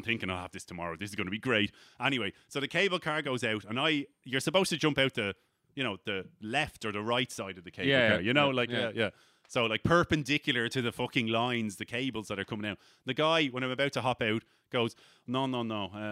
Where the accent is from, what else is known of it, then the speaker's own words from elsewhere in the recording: Ireland; "Hey, where are you from?" And I was like, "Ireland."